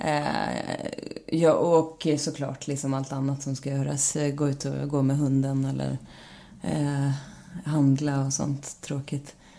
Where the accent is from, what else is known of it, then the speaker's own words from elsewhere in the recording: Stråtjära, Gävleborg County, Sweden; also born or lived in Bollnäs; now in Stockholm, Sweden; jag är ju liksom norrlänning i grund och botten och eh, har växt upp i väldigt liksom eh, en stor del så bodde jag i ett hus som satt ihop med en laggård